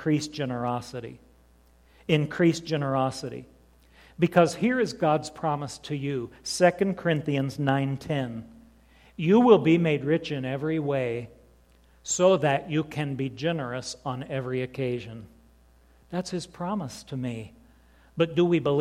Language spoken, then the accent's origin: English; southern Indiana, United States; I was 17 years old, growing up like one of those hillbillies in southern Indiana